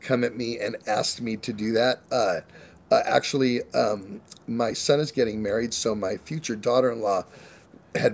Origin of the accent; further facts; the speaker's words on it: California, United States; I grew up in California